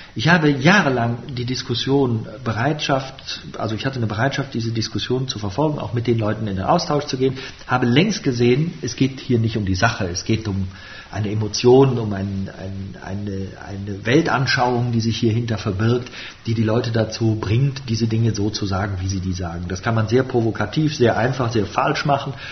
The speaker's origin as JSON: {"language": "German", "town": "Bonn", "region": "North Rhine-Westphalia", "country": "Germany", "tie": "born or raised there", "said": "ich bin im Rheinland geboren, ich bin in Bonn geboren und ich bin auch ein Rheinländer"}